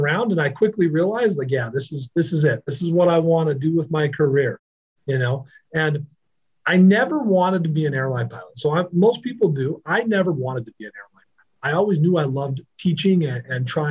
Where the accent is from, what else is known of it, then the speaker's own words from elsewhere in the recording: Idaho, United States; moved away as an adult; also born or lived in Phoenix, Arizona; now in Mesa, United States; So I'm from Idaho originally, and I've lived in Arizona since 2004